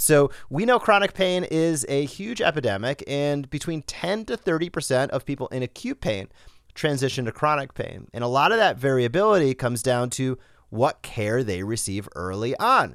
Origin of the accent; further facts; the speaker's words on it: Rhode Island, United States; moved away as an adult; I grew up in Rhode Island, zero to eighteen years old.